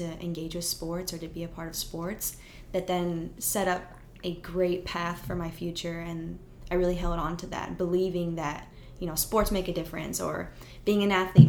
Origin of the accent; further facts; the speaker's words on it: California, United States; moved away as an adult; now in Texas, United States; growing up in California